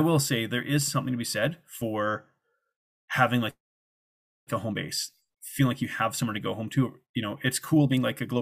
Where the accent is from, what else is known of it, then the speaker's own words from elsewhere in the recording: Canada; moved away as an adult; also born or lived in Guadalajara, Mexico / South Africa; I'm from Canada and it's part of North America